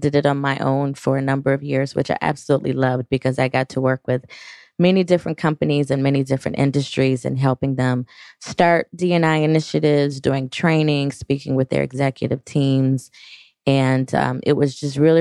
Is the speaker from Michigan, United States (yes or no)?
yes; Detroit, Michigan, United States; born and raised in the Detroit area